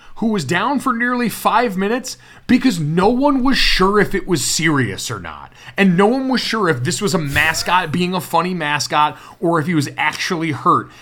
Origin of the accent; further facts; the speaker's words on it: Connecticut, United States; I watched that UConn program when it was really good growing up in Connecticut